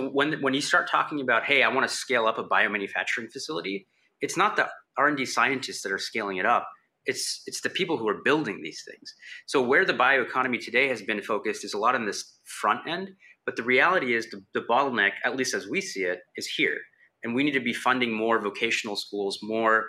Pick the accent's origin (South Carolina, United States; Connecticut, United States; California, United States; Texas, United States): Texas, United States; Houston; I'm from Houston